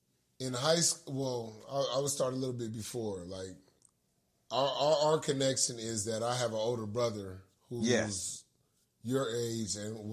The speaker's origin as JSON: {"language": "English", "town": "Los Angeles", "region": "California", "country": "United States", "tie": "born or raised there", "said": "So yeah, I grew up in 36 in Arlington."}